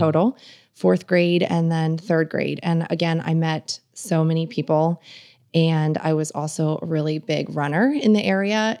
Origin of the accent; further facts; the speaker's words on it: Northampton, Pennsylvania, United States; moved away as an adult; also born or lived in Bloomsburg, Pennsylvania; now in Camp Hill, United States; I grew up near Allentown